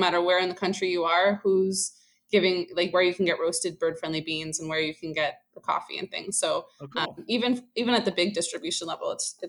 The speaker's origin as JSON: {"language": "English", "region": "the suburbs of New York", "country": "United States", "tie": "born or raised there", "also_born_or_lived": "Colorado", "said": "I actually grew up in the suburbs of New York. My dad commuted to the city. And I lived here all my life until I went to college in Colorado."}